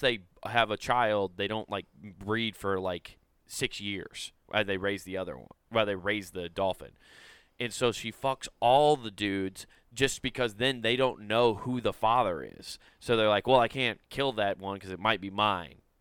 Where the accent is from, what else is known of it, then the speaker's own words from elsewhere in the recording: Council Bluffs, Iowa, United States; moved away; also born or lived in Utah; I'll say I'm from Council Bluffs. Like when I lived mm. in Utah, I said I was from Council Bluffs, uh, Iowa